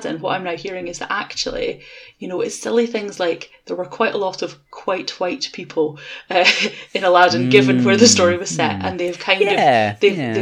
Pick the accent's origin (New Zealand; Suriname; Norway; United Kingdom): United Kingdom; Edinburgh, Scotland; I'm from Edinburgh